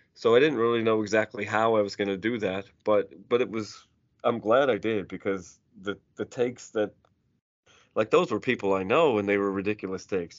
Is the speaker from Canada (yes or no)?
yes; Cole Harbour, Nova Scotia, Canada; I grew up on Cole Harbour. I grew up in Sidney Crosby community